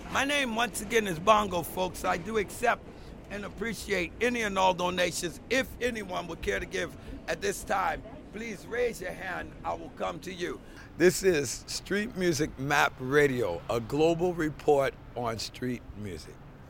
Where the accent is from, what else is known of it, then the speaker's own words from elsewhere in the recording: Baltimore, Maryland, United States; moved away as an adult; now in New York, United States; born and raised in Baltimore